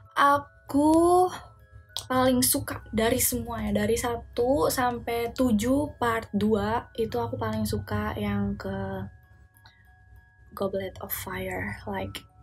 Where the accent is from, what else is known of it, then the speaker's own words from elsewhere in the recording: Java, Indonesia; aku orang Jawa tapi kayak aku tuh ngerti kalau orang ngomong bahasa Jawa tapi nggak bisa ngebalesnya